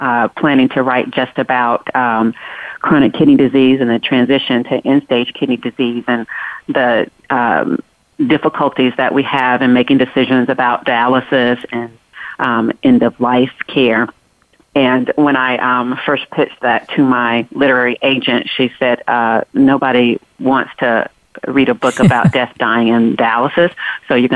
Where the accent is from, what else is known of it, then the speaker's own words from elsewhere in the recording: North Carolina, United States; I'm definitely a country girl at heart. I'm from North Carolina.